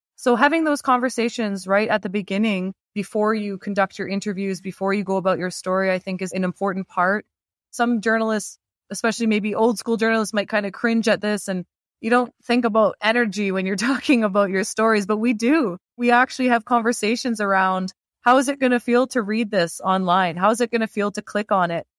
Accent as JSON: {"language": "English", "town": "London", "region": "Ontario", "country": "Canada", "tie": "born or raised there", "moved": "yes", "said": "I grew up in London, Ontario."}